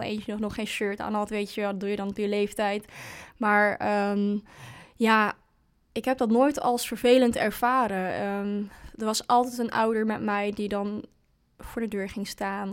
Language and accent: Dutch; Hengelo, Overijssel, Netherlands; bij HV Hengelo, dus in, waar ik vandaan kom